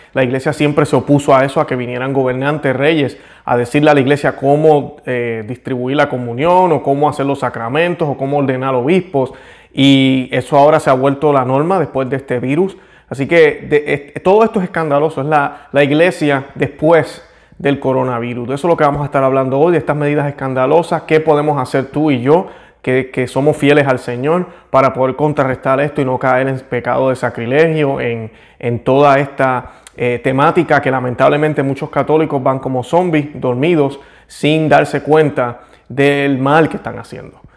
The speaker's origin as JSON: {"language": "Spanish", "country": "Puerto Rico", "tie": "born or raised there", "said": "yo que nací en Puerto Rico, es como decir, soy puertorriqueño"}